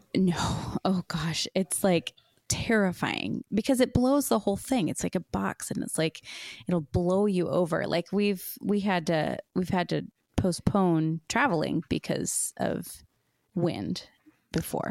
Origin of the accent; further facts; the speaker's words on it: Seattle, Washington, United States; moved away as an adult; now in Wisconsin, United States; I'm from Washington, and it, you know, it or the Seattle area just doesn't really get that cold.